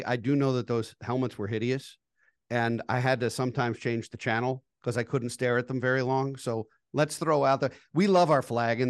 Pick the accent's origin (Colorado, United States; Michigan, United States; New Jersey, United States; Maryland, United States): Maryland, United States; Baltimore; I grew up in the Baltimore metro area and I was taught two things. And that was to root for all things Baltimore and against all things Washington.